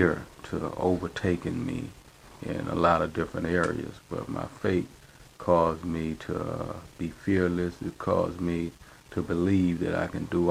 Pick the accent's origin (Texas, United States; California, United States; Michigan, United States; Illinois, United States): Texas, United States; Houston; I'm from Houston, Texas, Fifth Ward, a place that's known as the Bloody Nickel